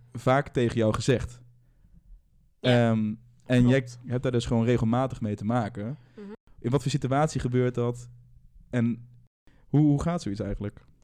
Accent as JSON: {"language": "Dutch", "country": "Netherlands", "tie": "born or raised there", "said": "Uit een dorp in, eh, in de buurt van Gelderland. En eh, nou, ik ben in een dorp opgegroeid"}